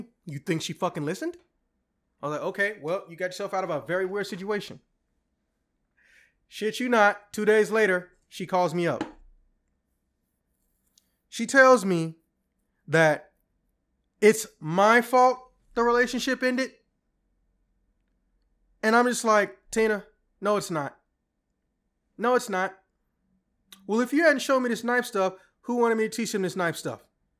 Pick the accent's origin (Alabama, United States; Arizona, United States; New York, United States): Alabama, United States; We're from Alabama? Yeah. Why do you not sound country, though? I was like, oh, well, my mom was from Illinois originally, so, you know, I kind of have both accents.